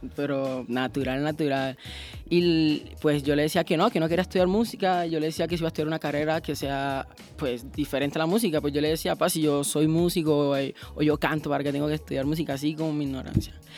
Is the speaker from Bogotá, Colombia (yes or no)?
no; Cartagena, Bolívar, Colombia; yo soy de Cartagena, así que pues yo vengo de la costa